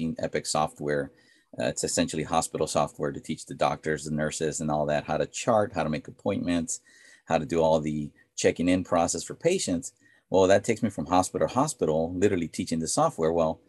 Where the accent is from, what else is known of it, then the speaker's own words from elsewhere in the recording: United States; Because we are Hispanic. You know, I was born in America. My wife was born in America. My kids are American. They're born in San Antonio. But, you know, our heritage is Hispanic.